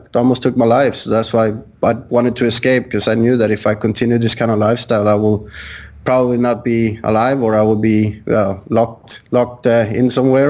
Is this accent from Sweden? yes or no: yes; Sweden; moved away; I'm originally from Sweden